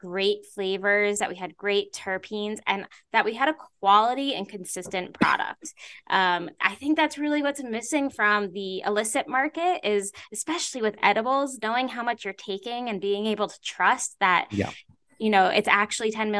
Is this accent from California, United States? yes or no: no; New York, United States; I grew up in New York. I went to college in New York. I live in New York